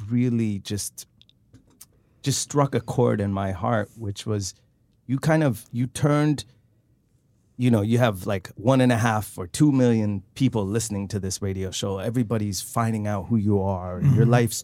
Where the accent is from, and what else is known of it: Sweden; born or raised there